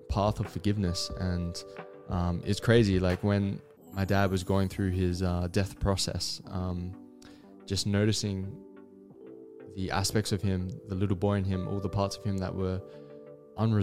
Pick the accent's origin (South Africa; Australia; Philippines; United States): Australia; Adelaide, South Australia; I'm from Adelaide, South Australia, and I grew up with two older sisters